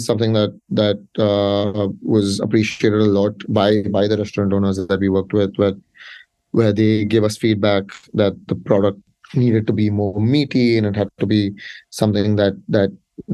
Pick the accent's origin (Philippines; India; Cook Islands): India; I'm from India